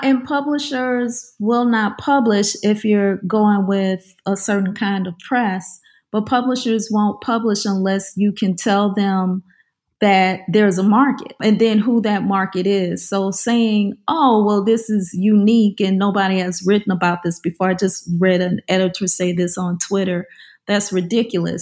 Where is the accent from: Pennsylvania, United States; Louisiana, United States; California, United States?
Louisiana, United States; New Orleans; I grew up in the New Orleans area